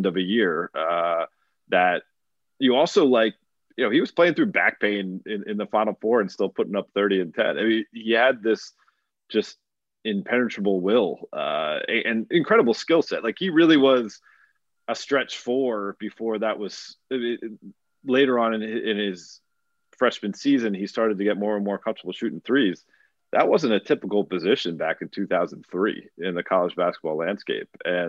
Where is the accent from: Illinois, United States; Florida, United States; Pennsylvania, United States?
Pennsylvania, United States; Philadelphia suburbs; moved away; also born or lived in Syracuse; I grew up in the Philly suburbs